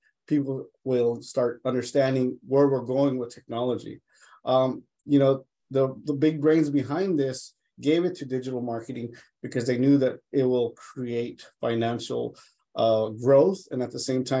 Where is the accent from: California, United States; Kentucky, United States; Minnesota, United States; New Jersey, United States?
California, United States; Los Angeles; I grew up in Los Angeles in East Boyle Heights